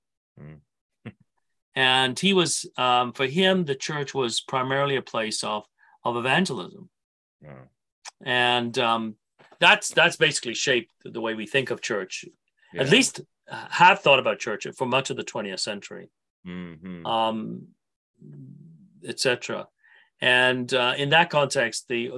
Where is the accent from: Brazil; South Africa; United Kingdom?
United Kingdom; England; I grew up in England.